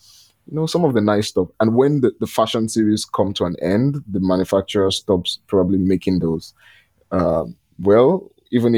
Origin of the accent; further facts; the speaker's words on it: Lagos, Nigeria; I'm from Nigeria